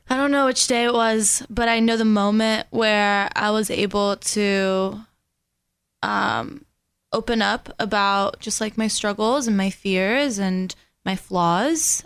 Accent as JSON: {"language": "English", "town": "West Palm Beach", "region": "Florida", "country": "United States", "tie": "born or raised there", "also_born_or_lived": "Venezuela", "first_language": "Spanish", "second_language": "English", "said": "grew up in West Palm Beach"}